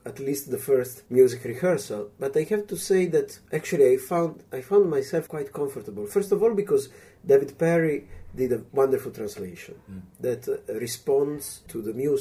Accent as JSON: {"language": "English", "country": "Italy", "tie": "born or raised there", "said": "as soon as I went to the primary school in my hometown"}